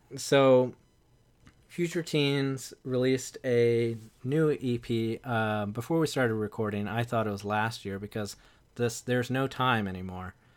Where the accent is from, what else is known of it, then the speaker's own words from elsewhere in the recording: the South, United States; I'm from the South